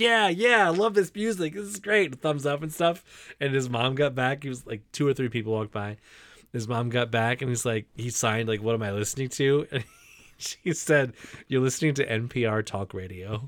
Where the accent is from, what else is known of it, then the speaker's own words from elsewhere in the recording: Michigan, United States; accent: Michigan; my Michigan accent